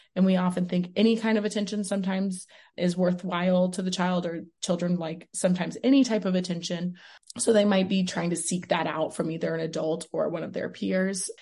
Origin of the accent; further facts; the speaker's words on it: Houston, Texas, United States; moved away as an adult; now in Las Vegas, United States; I'm originally from Houston, Texas